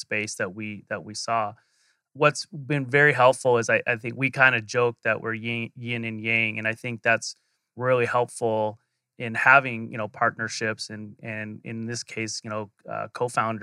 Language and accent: English; Phoenix, Arizona, United States; born and raised in Arizona. So, I'm a true Phoenician